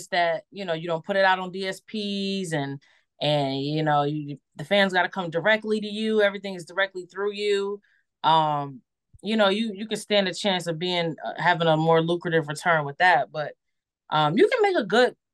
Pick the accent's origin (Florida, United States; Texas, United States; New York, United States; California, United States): New York, United States; Buffalo; now in Niagara Falls, United States; I'm from Buffalo, but I live in Niagara Falls, which is an outskirt of Buffalo